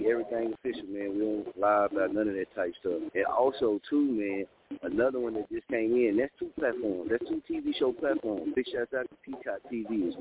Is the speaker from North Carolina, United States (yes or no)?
no; Muskogee, Oklahoma, United States; also born or lived in Wichita; I'm from Muskogee